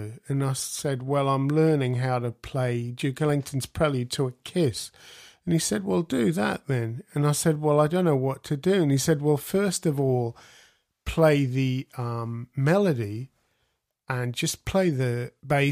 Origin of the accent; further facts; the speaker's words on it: Australia; I grew up in Australia